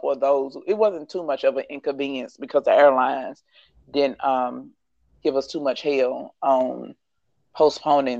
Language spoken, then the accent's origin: English; Louisiana, United States; moved away as an adult; now in Dallas, United States; once we left my hometown in Louisiana, came to Dallas